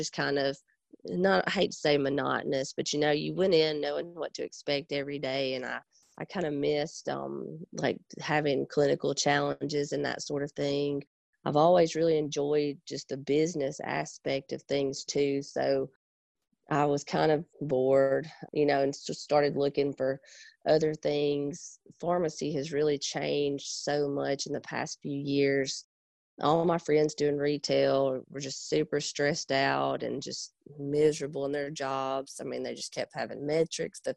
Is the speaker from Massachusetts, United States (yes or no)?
no; Pontotoc, Mississippi, United States; I'm originally from Pontotoc, Mississippi, so we're right in between Oxford and Tupelo